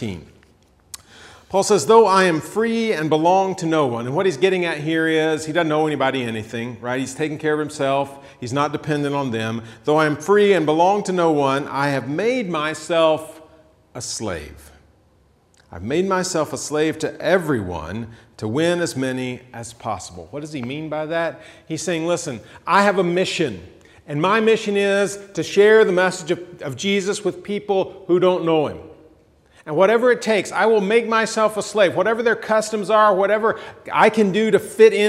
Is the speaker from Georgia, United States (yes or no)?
yes; Georgia, United States; moved away; I'm from Georgia.